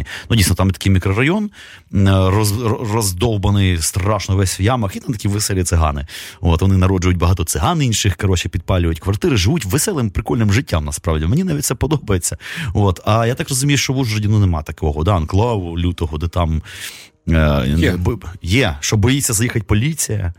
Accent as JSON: {"language": "Ukrainian", "region": "Kyiv", "country": "Ukraine", "tie": "born or raised there", "said": "я народився в місті, котрий ну, фактично нічим не відрізнявся там Новосибірська якої-небудь. Ну, По-русски говорили"}